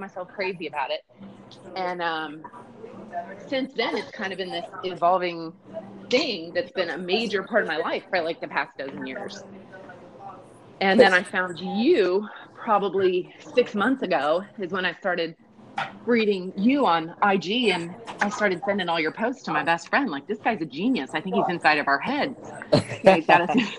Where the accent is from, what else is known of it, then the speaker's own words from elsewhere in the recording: Ohio, United States; I'm a Midwestern girl. I grew up in Ohio.